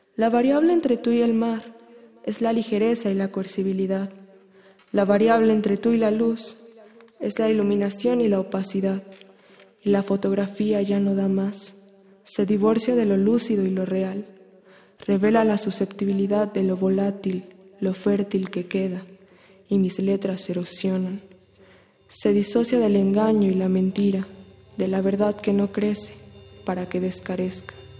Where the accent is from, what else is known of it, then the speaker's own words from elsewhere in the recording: Aguascalientes, Mexico; now in Mexico City, Mexico; Nací en Aguascalientes, pero actualmente vivo en la Ciudad de México.